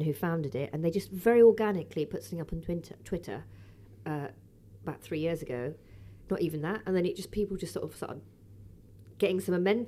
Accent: London, United Kingdom; also born or lived in Liverpool; I'm a Londoner born and bred. Brixton girl, actually

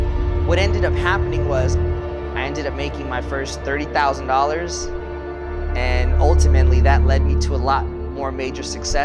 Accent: East Los Angeles, California, United States; I was born and raised in East LA. My father left when I was 4 years old.

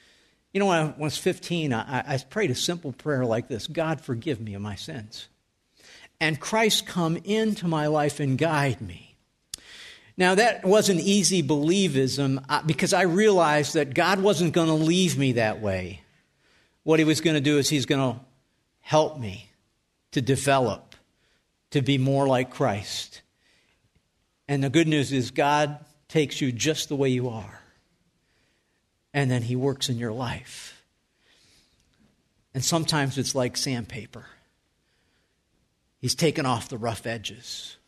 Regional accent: North Tonawanda, New York, United States; I told you at the beginning, I grew up in Western New York. And I lived at 319 Tremont Street.

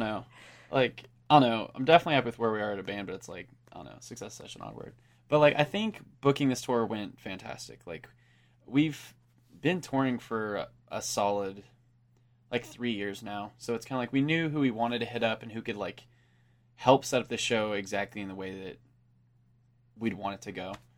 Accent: Enid, Oklahoma, United States; we're from Enid, and that's, we're actually, like, closer to Wichita, Kansas

